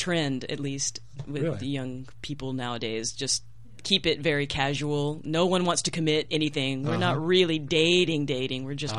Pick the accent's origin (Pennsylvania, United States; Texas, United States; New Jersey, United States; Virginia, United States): Texas, United States; moved away as an adult; now in Japan; I'm American, and I'm from Texas, and I've been living in Japan for about 10 years.